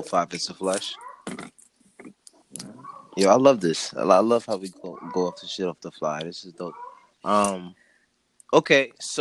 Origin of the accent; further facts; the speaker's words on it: New York, United States; I'm a New Yorker